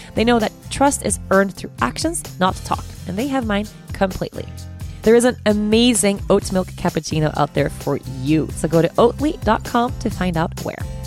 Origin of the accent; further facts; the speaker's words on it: Stockholm, Stockholm County, Sweden; I'm from Stockholm, so I know the city really well